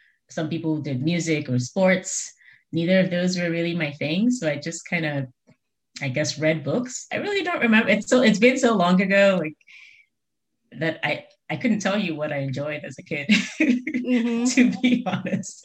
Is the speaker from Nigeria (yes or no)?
yes; Nigeria; also born or lived in United States / Brazil; now in Cincinnati, United States; Originally from Nigeria. I was born and raised in Nigeria and have lived in Nigeria, in the US, and in Brazil for a few years.